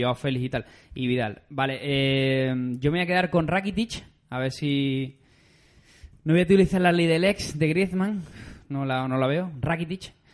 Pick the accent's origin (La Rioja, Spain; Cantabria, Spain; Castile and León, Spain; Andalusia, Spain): Andalusia, Spain; somos de Andalucía